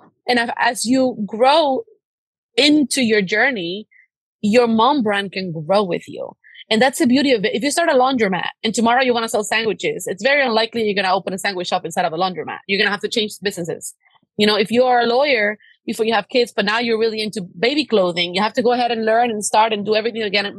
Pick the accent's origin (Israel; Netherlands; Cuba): Cuba; now in United States; Like, I come from a very, very, very humble background. My parents, we come from Cuba. We had no human rights. My dad, like, swam across an ocean to give me freedom.